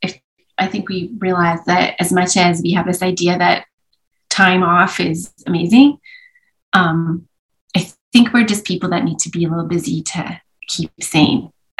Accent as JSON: {"language": "English", "town": "Vancouver", "region": "British Columbia", "country": "Canada", "tie": "born there", "said": "I was born in Vancouver."}